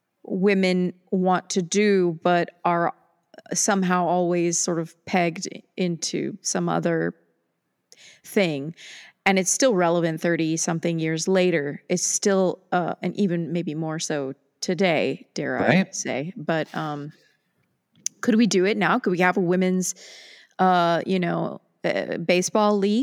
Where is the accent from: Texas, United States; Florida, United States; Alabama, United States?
Texas, United States; as a Texan